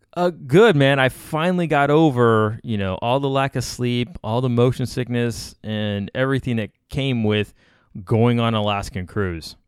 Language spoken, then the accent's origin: English; Miami, Florida, United States; I'm from Miami, I know swamps, I know beaches